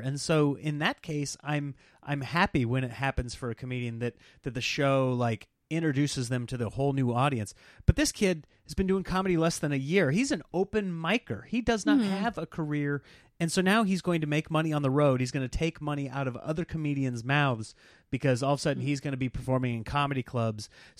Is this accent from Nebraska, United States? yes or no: yes; Nebraska, United States; Well, I grew up in Nebraska.